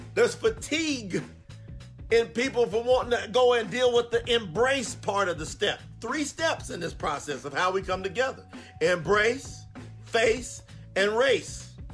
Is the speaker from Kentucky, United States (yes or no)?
yes; Kentucky, United States; I'm from Kentucky. Grew up right next to a railroad track